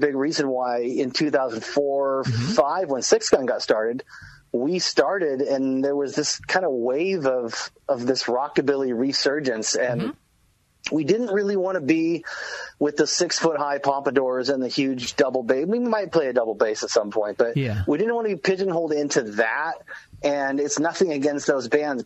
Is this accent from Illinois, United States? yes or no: no; Southern California, United States; moved away as an adult; now in Enumclaw, United States; growing up in California, it's like I had the luxury that every band ever came through